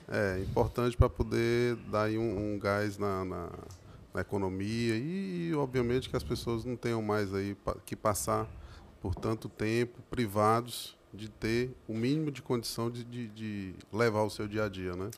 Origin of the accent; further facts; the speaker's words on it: Crateús, Ceará, Brazil; now in Horizonte, Brazil; quando eu era um moleque, lá em Crateus, eu sou natural de Crateus